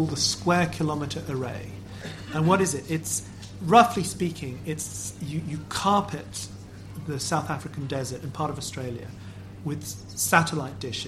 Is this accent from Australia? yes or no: no; Lisbon, Portugal; I'm from Portugal. I'm from Lisbon